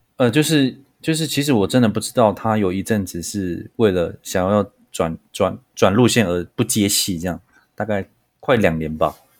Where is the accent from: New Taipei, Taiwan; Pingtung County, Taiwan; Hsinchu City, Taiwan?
Pingtung County, Taiwan; moved away as an adult; also born or lived in Taipei; 我来自屏东，我是卢凯初的